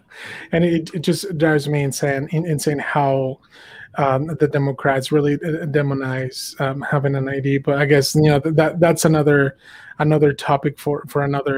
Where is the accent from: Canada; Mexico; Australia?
Mexico; now in United States; You know, I'm an immigrant. You know, I came here from Mexico, and I was super tired of their policies.